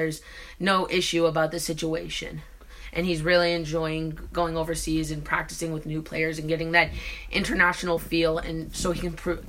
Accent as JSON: {"language": "English", "region": "Massachusetts", "country": "United States", "said": "we are from Massachusetts"}